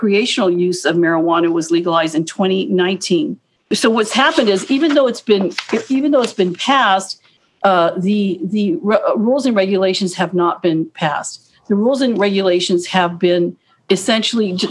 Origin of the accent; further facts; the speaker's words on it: Guam; also born or lived in Hawaii; I was born there, but I'm Chamorro. I'm from Guam. I'm Chamorro. I'm Pohnpeian, but I'm from Guam and I grew up on Guam